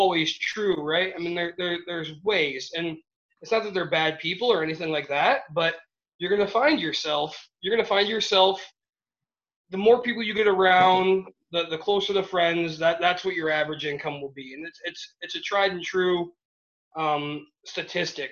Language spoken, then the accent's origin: English; Michigan, United States; I'm from Michigan